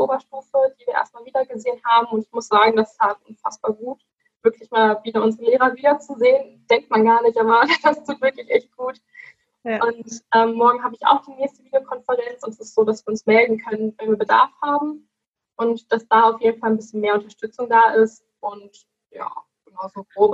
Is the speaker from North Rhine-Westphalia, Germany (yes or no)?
yes; Dorsten, North Rhine-Westphalia, Germany; ich komme aus Dorsten, aus der kleinen Stadt